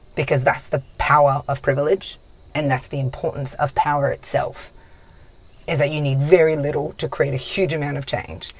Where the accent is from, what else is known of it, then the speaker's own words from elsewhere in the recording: near Broome, Kimberley, Western Australia, Australia; where i'm from that's what it's like i'm from Winawal, just north of broome